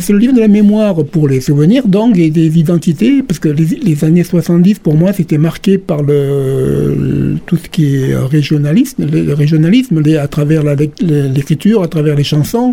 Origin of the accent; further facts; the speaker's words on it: Calvisson, Occitania, France; now in Béziers, France; je suis originaire de Calvisson